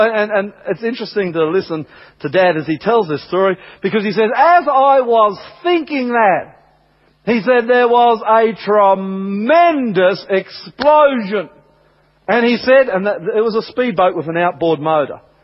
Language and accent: English; Australia; I'm from Australia